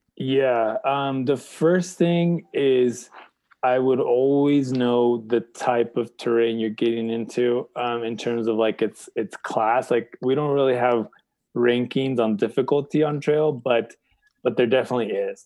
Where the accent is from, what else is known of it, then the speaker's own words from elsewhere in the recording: San Clemente, California, United States; I was born in California in San Clemente